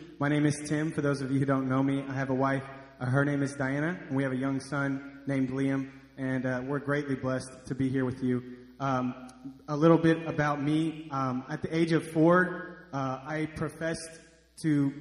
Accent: Dallas, Texas, United States; moved away as an adult; now in Hot Springs, United States; I grew up in Dallas

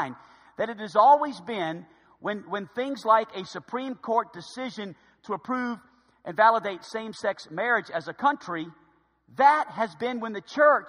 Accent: United States; to be an American

